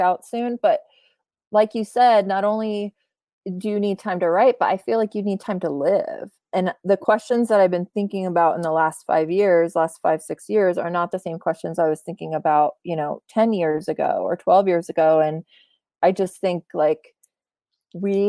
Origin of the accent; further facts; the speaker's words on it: United States; also born or lived in Poland; I was born in Poland. I grew up most of my life in America